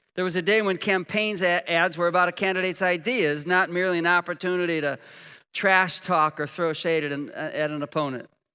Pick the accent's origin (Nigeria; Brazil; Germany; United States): United States; We're Americans